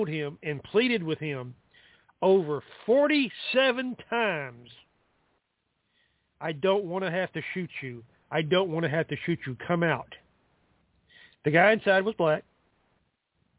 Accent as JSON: {"language": "English", "region": "the South", "country": "United States", "said": "I'm from the South"}